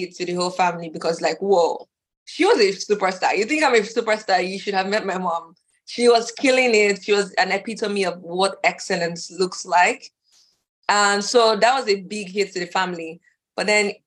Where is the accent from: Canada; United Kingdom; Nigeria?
Nigeria; moved away; also born or lived in Dallas, Texas; my whole family is, we're Nigerian